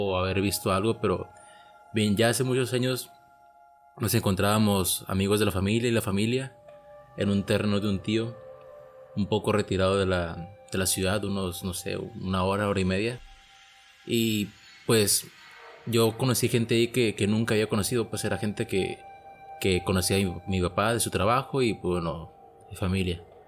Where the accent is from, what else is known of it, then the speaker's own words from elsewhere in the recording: Mexico; soy de México